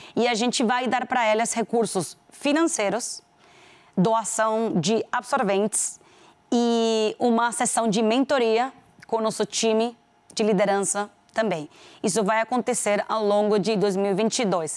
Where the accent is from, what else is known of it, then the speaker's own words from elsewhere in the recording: Venezuela; accent: Venezuelan; Portuguese is a second language; moved away as an adult; also born or lived in Panama; now in Brazil; Eu sou venezuelana, já todo mundo descobriu pelo meu sotaque